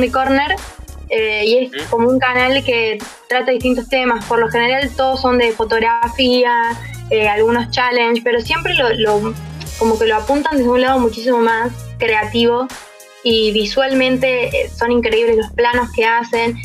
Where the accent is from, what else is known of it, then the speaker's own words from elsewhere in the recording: Río Cuarto, Córdoba, Argentina; soy de Río Cuarto, Córdoba